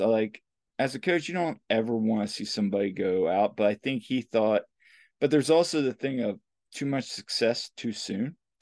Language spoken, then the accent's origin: English; Lancaster, Pennsylvania, United States; "Lancaster, Pennsylvania."